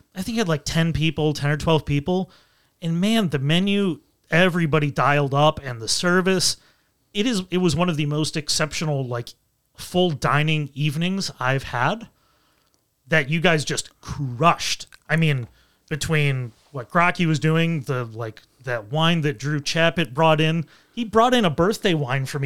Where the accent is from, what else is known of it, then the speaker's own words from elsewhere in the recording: Buffalo, New York, United States; growing up in Western New York, you know, Buffalo and Rochester